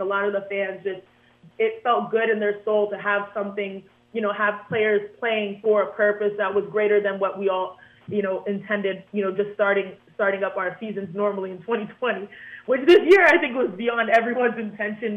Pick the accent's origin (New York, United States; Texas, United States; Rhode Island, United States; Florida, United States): Texas, United States; Houston; I grew up in Houston, Texas